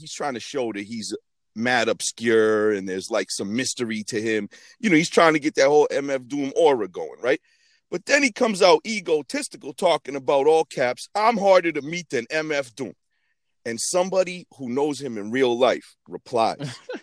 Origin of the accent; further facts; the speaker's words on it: Boston, Massachusetts, United States; also born or lived in New York; I'm from Boston